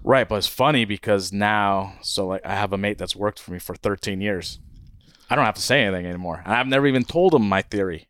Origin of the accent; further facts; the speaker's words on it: Hawaii, United States; moved away as an adult; also born or lived in California; now in Guatemala; My brother and I grew up in Hawaii